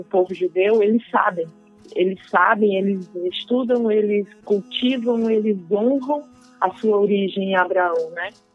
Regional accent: Brazil; nós brasileiros

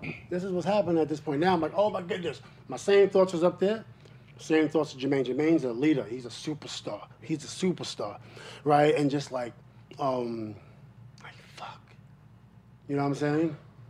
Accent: Queensbridge, New York, United States; I'm from Queensbridge, right?

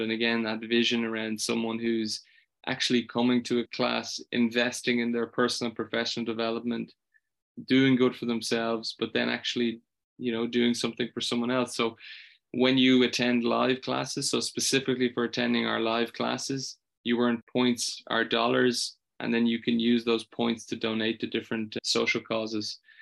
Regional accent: Ireland; I'm from Ireland

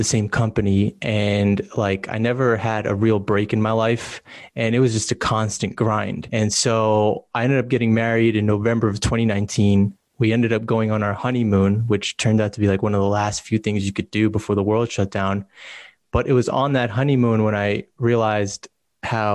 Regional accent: New Jersey, United States; also born or lived in New York City; I was born in New York City, but I was raised in New Jersey, a small town

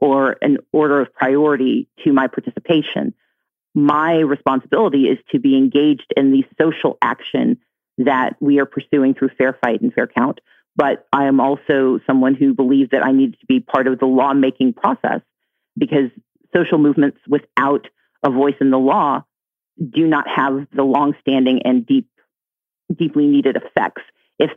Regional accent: Deep South, United States; I grew up in the Deep South

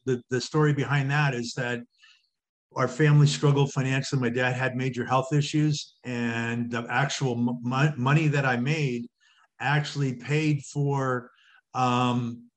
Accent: Thunder Bay, Ontario, Canada; I was born and raised in a community called Thunder Bay, Ontario

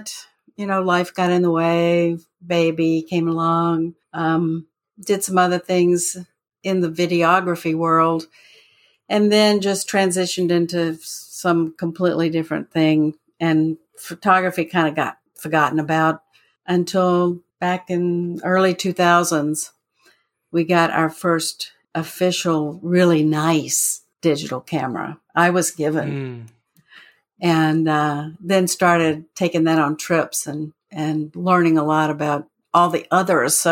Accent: Florence, South Carolina, United States; moved away as an adult; also born or lived in Mobile, Alabama; I went to work in my hometown of Florence, South Carolina

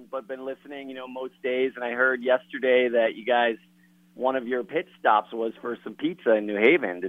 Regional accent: Waterbury, Connecticut, United States; now in California, United States; I grew up in Waterbury, Connecticut.

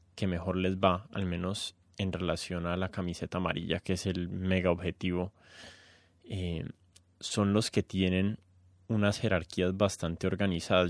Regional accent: Colombia; yo nunca me he sentido tan colombiano

